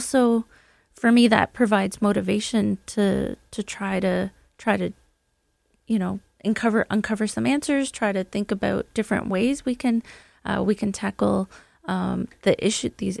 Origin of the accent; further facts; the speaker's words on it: Brantford, Ontario, Canada; I'm actually from Brantford, Ontario, the home of Wayne Gretzky.